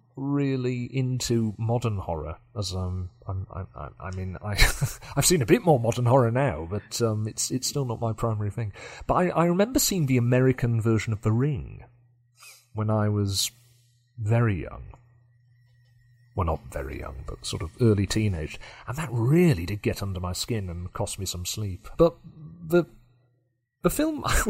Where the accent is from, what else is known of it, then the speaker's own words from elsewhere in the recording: Yorkshire and the Humber, United Kingdom; for me as a Yorkshireman